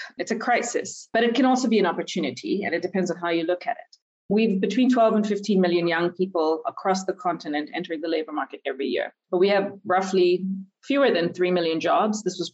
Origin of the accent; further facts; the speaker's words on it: India; moved away; also born or lived in Nigeria / United States; I was born and raised in India, but also grew up a little bit in Nigeria.